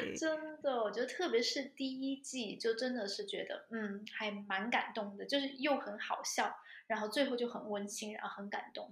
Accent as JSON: {"language": "Chinese", "country": "China", "moved": "as an adult", "lives_now": "Germany", "said": "我妈妈之前有从国内给我寄艾灸过来"}